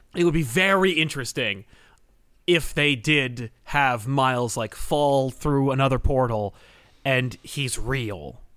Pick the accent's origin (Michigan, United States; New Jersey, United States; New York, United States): New Jersey, United States; I'm from New Jersey